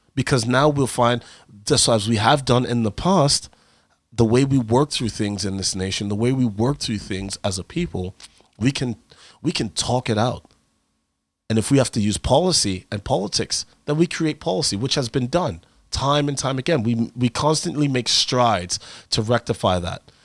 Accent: United States; I'm an American

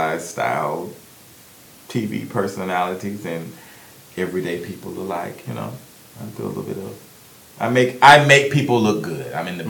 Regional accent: Birmingham, Alabama, United States; I am from Birmingham, Alabama.

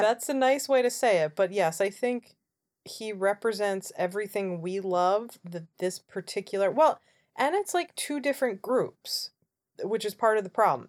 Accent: United States

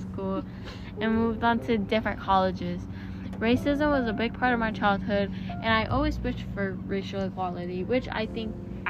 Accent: Washington, District of Columbia, United States; born there; I was born in Washington, D.C. I attended an all-white school, and I also attended an all-Black school.

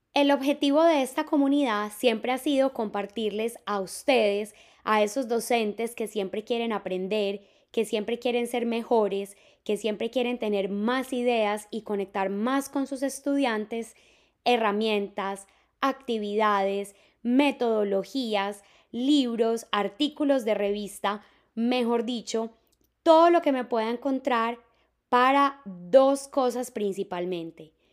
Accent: Medellín, Antioquia, Colombia; Yo soy de Medellín

